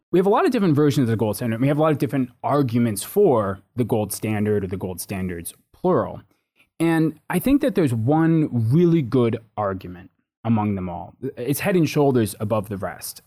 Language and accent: English; United States; moved away as an adult; now in United Kingdom; having grown up in the U.S.